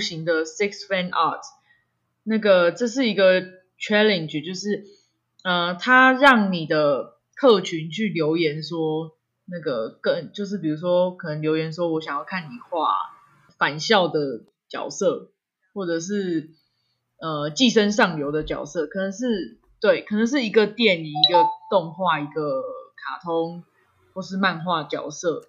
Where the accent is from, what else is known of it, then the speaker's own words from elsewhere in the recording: northern Taiwan, Taiwan; 我要回北部了